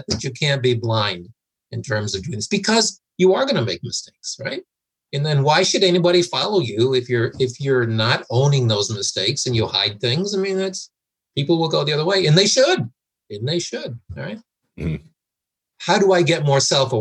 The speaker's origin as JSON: {"language": "English", "country": "United States", "also_born_or_lived": "United Kingdom", "said": "I'm an American in the UK running this transformation team."}